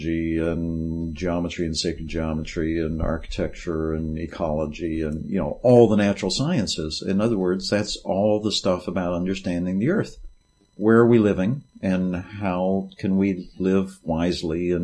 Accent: West Virginia, United States; I grew up in West Virginia

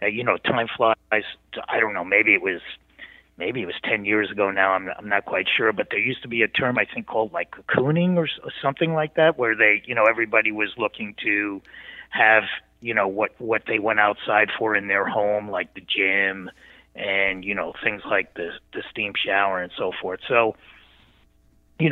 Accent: East Coast, United States; I grew up on the East Coast

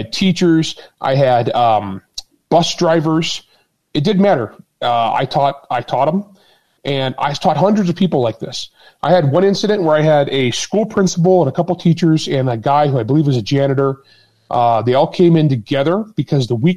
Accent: Utah, United States; I taught CCW in Utah. That's my home state

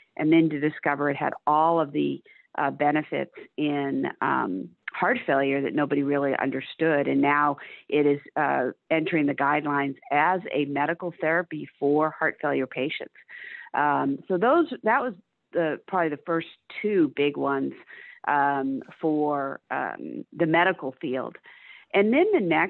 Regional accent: Cape Cod, Massachusetts, United States; moved away as an adult; now in Dallas, United States; I grew up on Cape Cod, Massachusetts

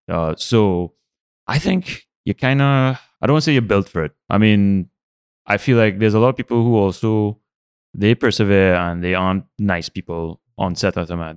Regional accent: San Fernando, Trinidad & Tobago; I grew up in San Fernando during the oil boom of the eighties

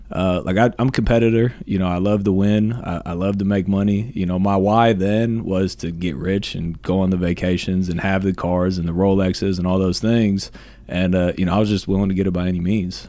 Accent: Columbus, Ohio, United States; I'm moving away from my hometown to go to Florida. I was thinking about doing this for years, but I was like, no, I gotta be in Columbus

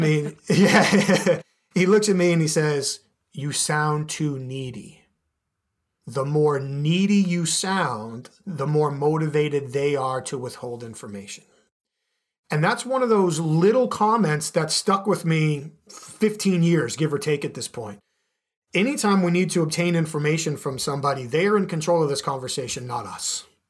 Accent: Boston, Massachusetts, United States; now in Chicago, United States; growing up in the Boston area

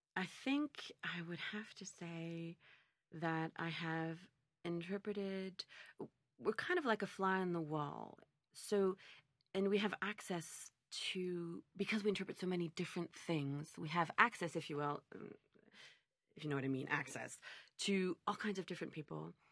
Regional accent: Montreal, Quebec, Canada; I was born and raised in Montreal

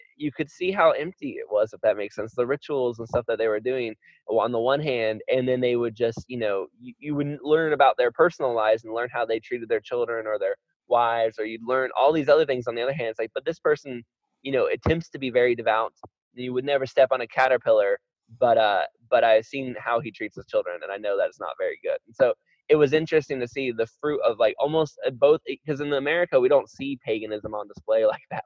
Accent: Florida, United States; I was raised in Florida

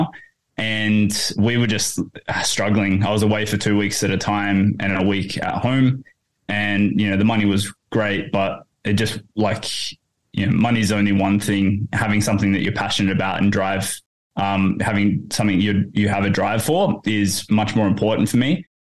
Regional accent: Port Hedland, Western Australia, Australia; moved away as an adult; now in Perth, Australia; I grew up in Port Hedland

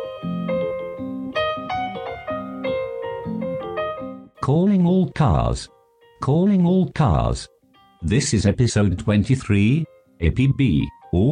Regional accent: England, United Kingdom; growing up in England

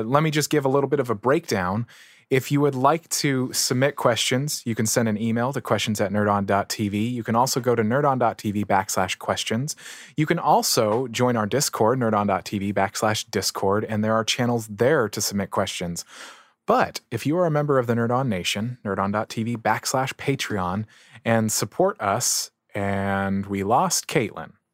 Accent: San Diego, California, United States; I grew up in San Diego

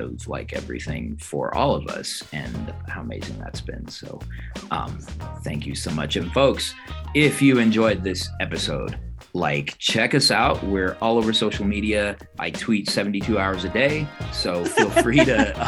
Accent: Colorado, United States; I'm from Colorado

